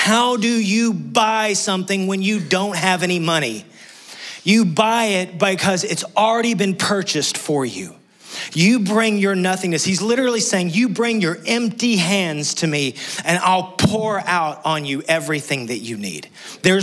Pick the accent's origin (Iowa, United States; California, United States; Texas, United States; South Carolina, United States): Texas, United States; West; moved away; I'm from West Texas.